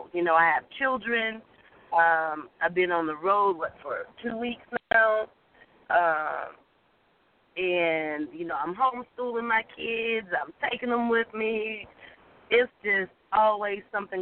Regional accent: the South, United States; accent: Southern; my Southern accent that won me over because I was in New York. So I just think they love my Southern drawl

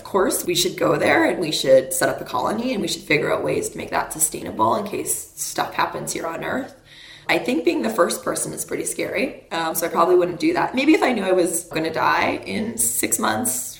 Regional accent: Canada; I grew up in Canada

